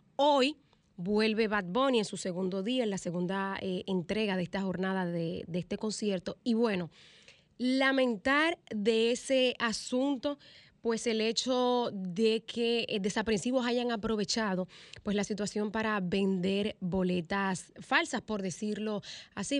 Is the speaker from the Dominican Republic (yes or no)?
yes; Dominican Republic